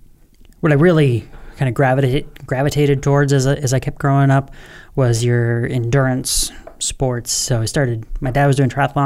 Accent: Washington, United States; also born or lived in Alaska / Illinois / Mountain Home, Idaho; I was born in Alaska, but then moved to Illinois. Don't really remember any of either of those places. First place I remember is Mountain Home, Idaho, which is just a tiny little place about an hour south of Boise. And then from there, I kind of call Washington State home

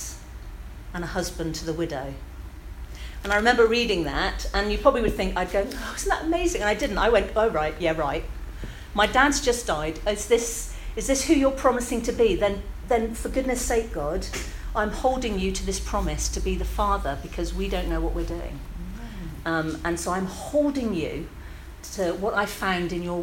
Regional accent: Bristol, South West England, United Kingdom; I am Bristol born and bred, my flower. I was born in the King's Wood

